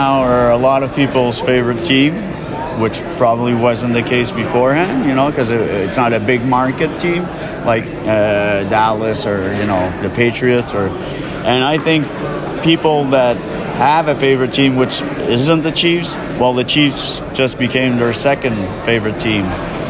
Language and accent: English; Montreal, Quebec, Canada; I'm …, and I'm from La Presse, which is one of the main newspapers in Montreal.